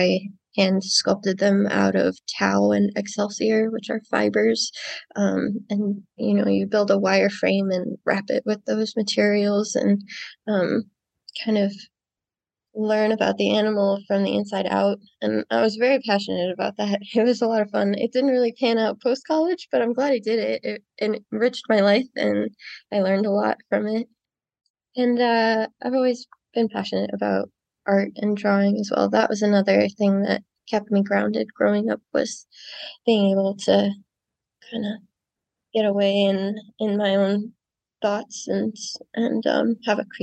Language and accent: English; Cleveland, Ohio, United States; moved away as an adult; now in Mount Desert Island, United States; having grown up in Cleveland.